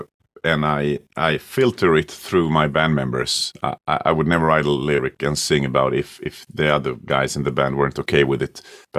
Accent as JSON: {"language": "English", "country": "Sweden", "tie": "born or raised there", "also_born_or_lived": "Croatia", "second_language": "English", "said": "I came to Sweden when I was 2 years old, and I learned to speak Swedish when I was about seven or eight years old."}